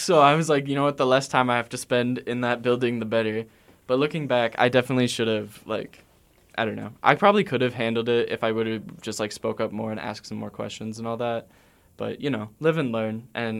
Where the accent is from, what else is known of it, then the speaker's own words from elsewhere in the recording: East Coast, United States; now in Atlanta, United States; I'm from the East Coast. I lived in Atlanta for the last